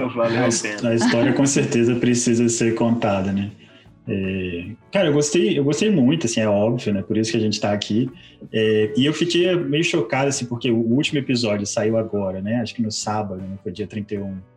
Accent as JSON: {"language": "Portuguese", "region": "Espírito Santo", "country": "Brazil", "said": "nós somos o Espírito Santo"}